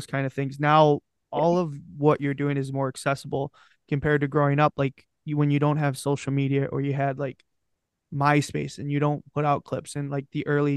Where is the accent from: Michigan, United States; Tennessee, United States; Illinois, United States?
Michigan, United States; Detroit; I grew up in Detroit